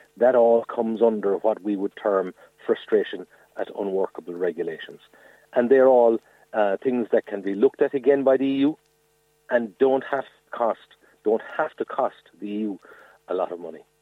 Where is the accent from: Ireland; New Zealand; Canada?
Ireland; Mallow, Munster; I'm from Dunamore, not far outside Mallow